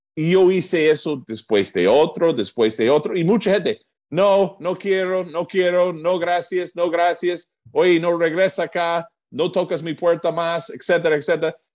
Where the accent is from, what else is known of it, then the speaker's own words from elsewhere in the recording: New Jersey, United States; first language English; Spanish is a second language; moved away as an adult; also born or lived in Atlanta, Georgia; now in Peru; Yo soy de Nueva Jersey, en los Estados Unidos